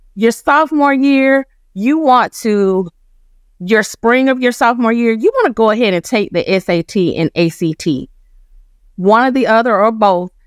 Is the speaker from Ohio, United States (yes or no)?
no; Macon, Georgia, United States; I'm from Macon, Georgia. My mom graduated from Northeast High School. I did too